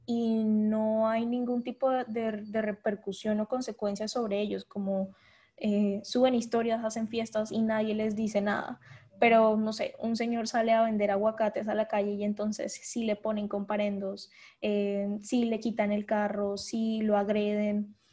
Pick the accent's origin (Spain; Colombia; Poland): Colombia; como ciudadanía y como colombianos hemos decidido hacernos los de la, los de la vista gorda